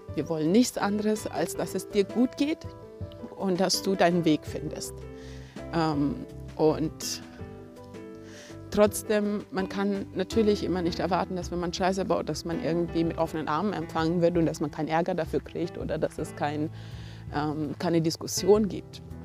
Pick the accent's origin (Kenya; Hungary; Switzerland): Kenya; moved away; ich bin auch in Kenia aufgewachsen